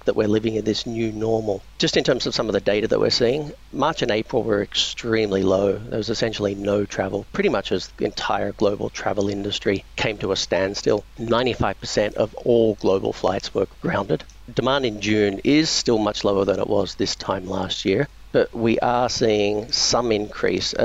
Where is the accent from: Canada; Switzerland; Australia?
Australia; Victoria; now in Singapore; I'm originally from Victoria in Australia, and a lot of my family are still there.